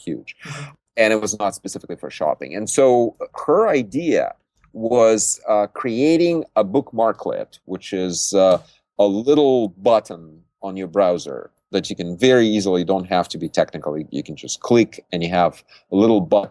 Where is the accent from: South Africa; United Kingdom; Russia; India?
Russia; Siberia; now in Silicon Valley, United States; I was born in Siberia